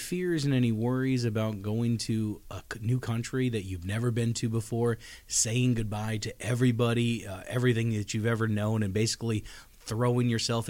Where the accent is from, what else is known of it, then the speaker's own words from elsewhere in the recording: United States; as an American, as an English teacher